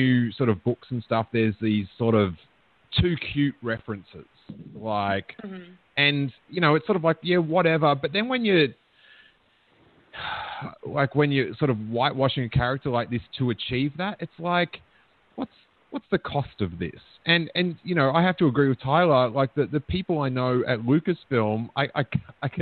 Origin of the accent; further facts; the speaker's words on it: Melbourne, Victoria, Australia; also born or lived in America; now in United States; growing up in Melbourne, like, in the skateboarding scene